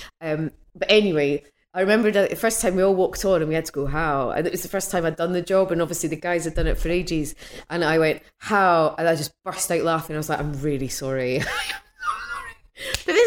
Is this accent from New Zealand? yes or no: no; Edinburgh, Scotland, United Kingdom; moved away; I'm from Edinburgh originally